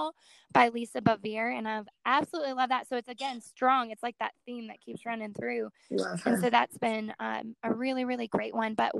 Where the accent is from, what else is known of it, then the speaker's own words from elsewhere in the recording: Colorado, United States; I grew up in Colorado my whole life, and I grew up rodeoing